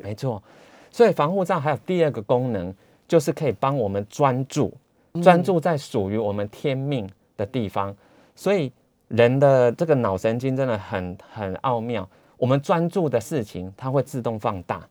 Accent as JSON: {"language": "Chinese", "town": "Taichung", "country": "Taiwan", "also_born_or_lived": "Taipei", "moved": "as an adult", "said": "我是台中人嘛"}